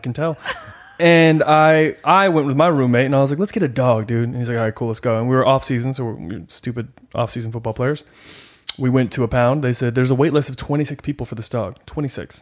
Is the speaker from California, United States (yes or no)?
yes; Northern California, United States; also born or lived in Rancho Cucamonga / Utah; Grew up in Northern California, played football, lived in Utah, had a goat